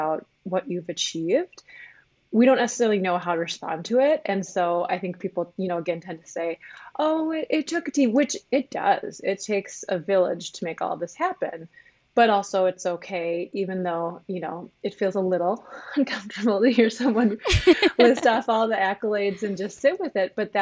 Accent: northern Minnesota, United States; also born or lived in Ketchikan, Alaska; I grew up in northern Minnesota. I was born in Ketchikan, Alaska, but all of my upbringing has been here in Minnesota

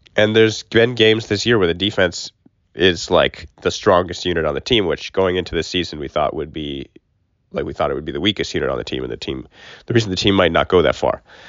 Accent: Fargo, North Dakota, United States; now in Miami, United States; we are live from Fargo, North Dakota. Not Miami, Florida. I'm home.

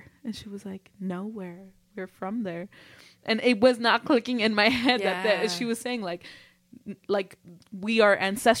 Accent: Mexico; because you look like me and I'm from Mexico and you don't want to look like me.

